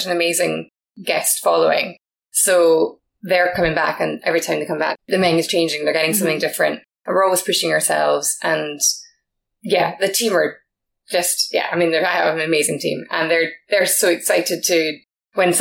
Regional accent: Scotland, United Kingdom

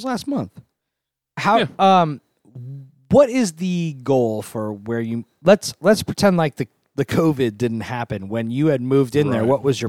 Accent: New Jersey, United States; they decided to move to the city from Jersey. We grew up in the Jersey suburbs, and then they moved to Bushwick.

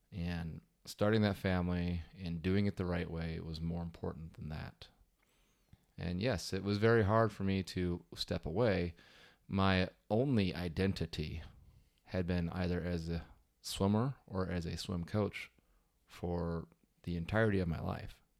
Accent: Wisconsin, United States; I grew up in Wisconsin, and, uh, that's kind of where I stayed.

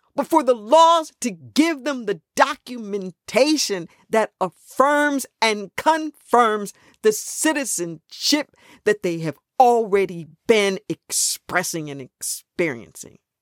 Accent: Los Angeles, California, United States; I grew up in Los Angeles

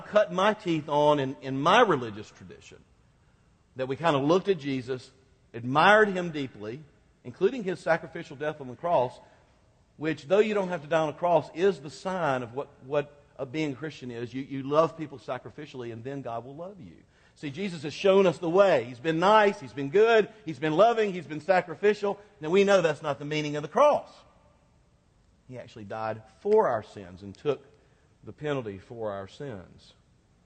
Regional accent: United States; I was born in the United States.

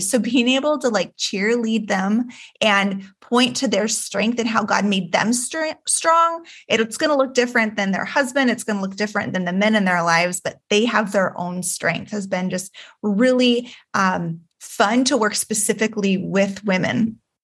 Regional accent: Juneau, Alaska, United States; I was born and raised in Juneau, Alaska

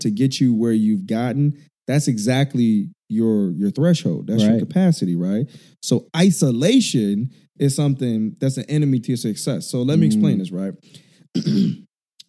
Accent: Chicago, Illinois, United States; now in California, United States; I grew up in Chicago.

